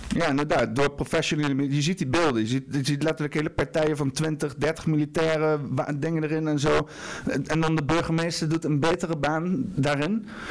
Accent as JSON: {"language": "Dutch", "country": "Netherlands", "said": "Ik ben Nederlander"}